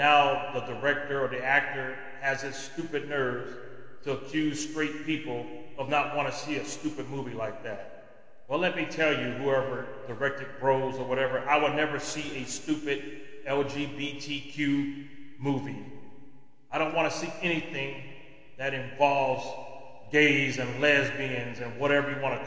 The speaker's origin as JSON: {"language": "English", "country": "United States", "said": "as an American"}